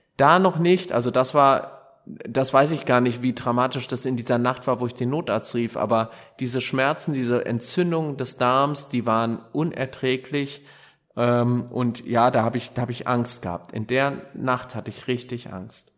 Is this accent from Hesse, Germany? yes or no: yes; Gelnhausen, Hesse, Germany; ich habe den lieben Gott und meine Heimatstadt immer bei mir, egal wo ich bin